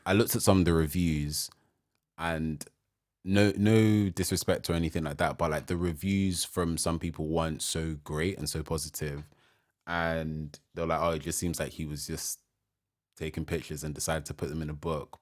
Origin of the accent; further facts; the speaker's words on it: Nigeria; me being Nigerian, African